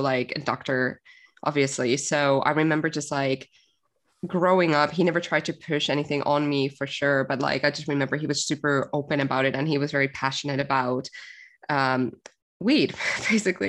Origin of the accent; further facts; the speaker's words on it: Finland; moved away; I grew up in Finland, for anyone thinking where the hell is her accent from?